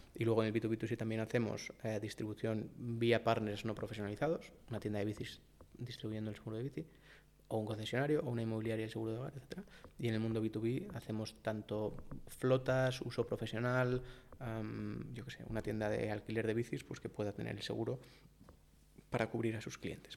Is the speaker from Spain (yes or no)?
yes; Valladolid, Castile and León, Spain; moved away; also born or lived in Madrid; yo soy de Valladolid